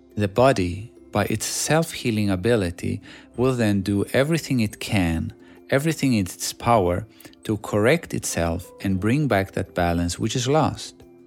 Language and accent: English; Sweden; English is a second language; moved away as an adult; also born or lived in Greece / Shanghai, China; Growing up in Sweden, all I did was playing basketball